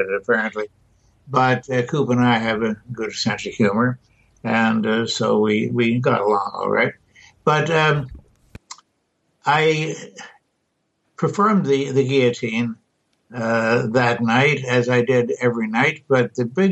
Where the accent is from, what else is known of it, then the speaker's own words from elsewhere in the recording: Canada; now in United States; I don't know if you ever quite overcome being Canadian, but I've tried hard